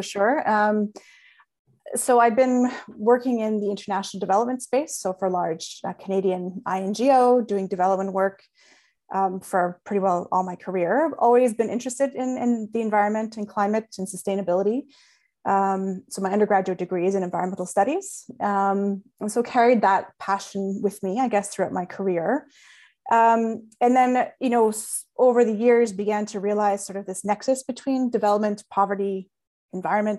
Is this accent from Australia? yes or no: yes; Australia; I'm Australian